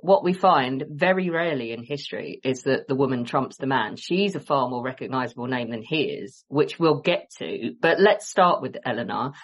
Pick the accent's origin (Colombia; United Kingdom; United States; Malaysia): United Kingdom; England; we're English